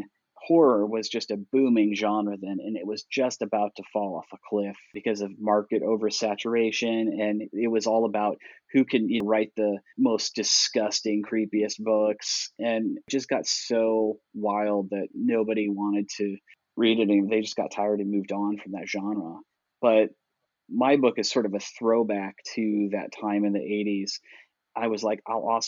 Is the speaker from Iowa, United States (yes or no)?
yes; Iowa, United States; moved away as an adult; now in Kentucky, United States; I grew up in Iowa